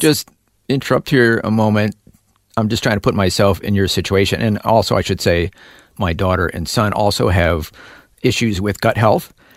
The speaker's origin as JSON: {"language": "English", "town": "Milwaukee", "region": "Wisconsin", "country": "United States", "said": "I'm from Milwaukee, Wisconsin."}